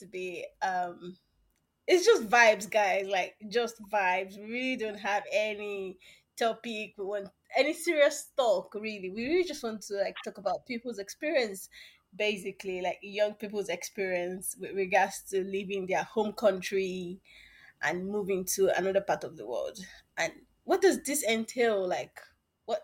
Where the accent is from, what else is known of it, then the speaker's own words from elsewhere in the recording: Nigeria; moved away; my home country